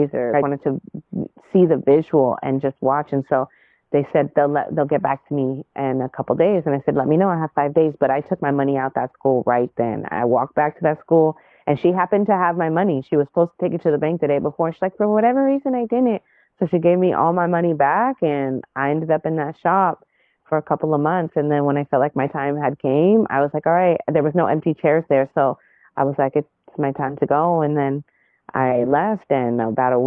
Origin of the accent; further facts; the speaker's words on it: Inland Empire, Southern California, United States; also born or lived in Los Angeles County; I grew up in the Inland Empire, well, partially in LA County, and then the Inland Empire as I came into like my young adult life and teenage years